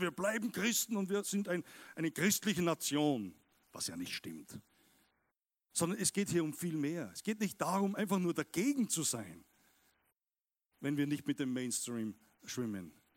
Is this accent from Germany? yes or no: no; Austria; Wir Österreicher